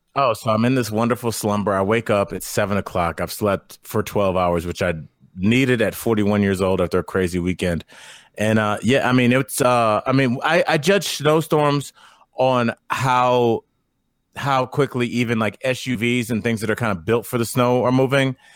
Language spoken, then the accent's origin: English; Northeast Ohio, United States; I'm from Northeast Ohio